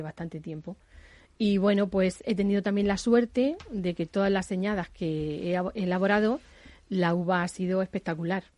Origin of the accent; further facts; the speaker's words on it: Jumilla, Region of Murcia, Spain; yo soy de Jumilla, región Murcia